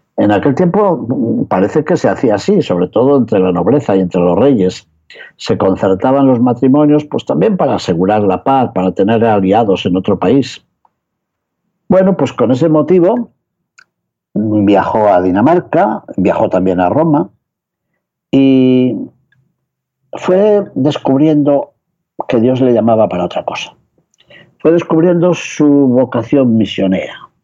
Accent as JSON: {"language": "Spanish", "town": "León", "region": "Castile and León", "country": "Spain", "tie": "born or raised there", "said": "en León, mi ciudad natal"}